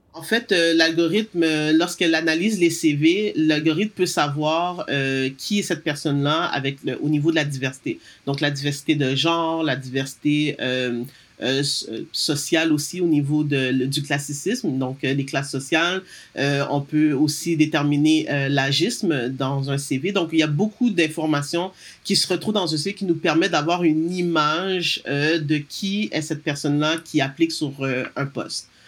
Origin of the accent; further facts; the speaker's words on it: Montreal, Quebec, Canada; also born or lived in United States; moi, je suis née à Montréal euh, de parents d'origine haïtienne. j'ai toujours vécu, travaillé principalement au Québec